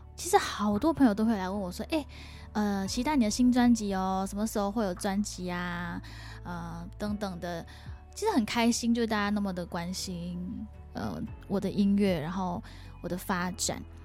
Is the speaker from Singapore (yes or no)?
yes; Singapore; also born or lived in Taipei, Taiwan; now in Taoyuan, Taiwan; 我最近也是有回新加坡过年